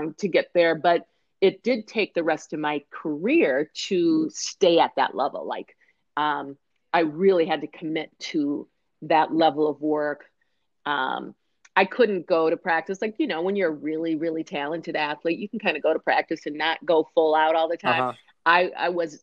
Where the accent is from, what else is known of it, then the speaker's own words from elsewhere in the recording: Minneapolis, Minnesota, United States; I grew up in Minneapolis, Minnesota, we have a lot of professional teams here